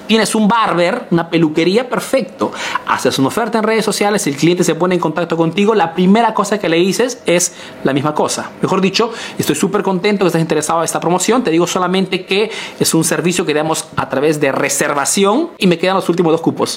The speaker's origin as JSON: {"language": "Spanish", "country": "Peru", "moved": "yes", "lives_now": "Italy"}